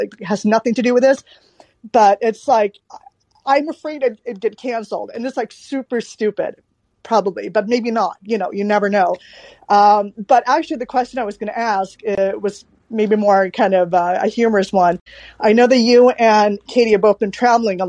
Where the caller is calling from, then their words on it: Sweden; also born or lived in Seattle / Bellevue; I actually am one of those foreigners. I'm calling from Sweden